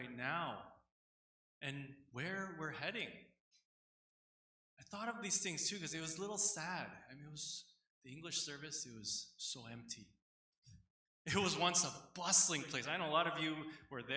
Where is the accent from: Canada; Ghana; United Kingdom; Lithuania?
Canada; people like myself, second generation Korean Canadians growing up here